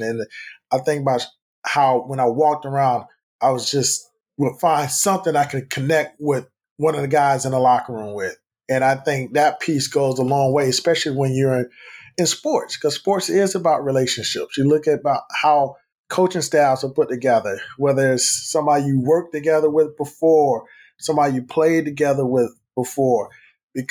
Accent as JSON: {"language": "English", "town": "Fort Lauderdale", "region": "Florida", "country": "United States", "tie": "born or raised there", "also_born_or_lived": "Minnesota", "moved": "yes", "said": "One of my longtime friends that I grew up with in Fort Lauderdale"}